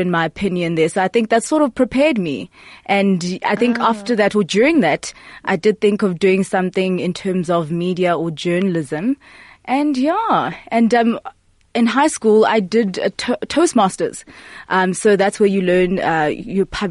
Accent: Port Elizabeth, Eastern Cape, South Africa; moved away as an adult; also born or lived in Grahamstown; So I was born and raised in Port Elizabeth

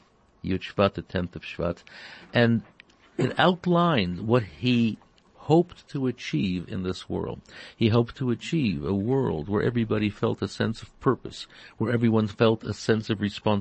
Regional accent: Toronto, Ontario, Canada; growing up in Toronto

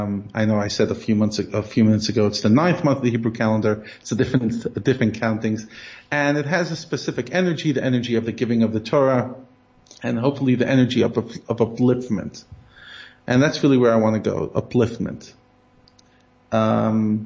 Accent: United States; moved away; I'm so American

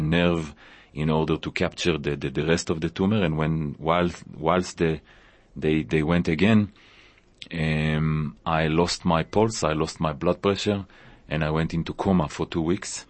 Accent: Israel; moved away as an adult; also born or lived in Tanzania; now in South Africa; I was born in Israel

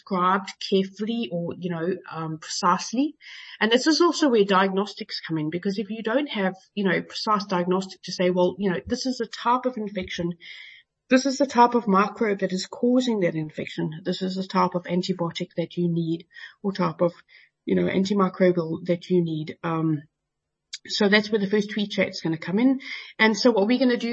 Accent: Johannesburg, Gauteng, South Africa; now in United Kingdom; I live in the UK at the moment, even though I came from Joburg originally

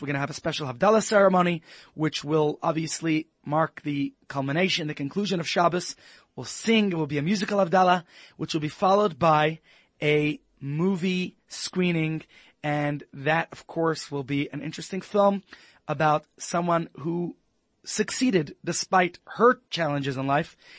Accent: United States; moved away; As an American

